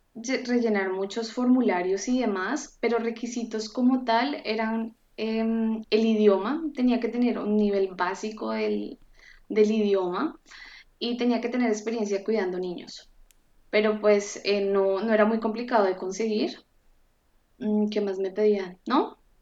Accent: Colombia; moved away as an adult; now in Frankfurt, Germany; Yo soy de Colombia

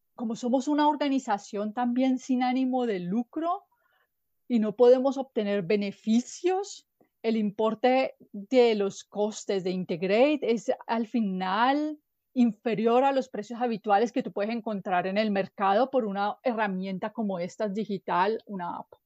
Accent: Colombia; moved away as an adult; now in Germany; yo vengo de Colombia, pero ya vivo en Alemania hace ocho años

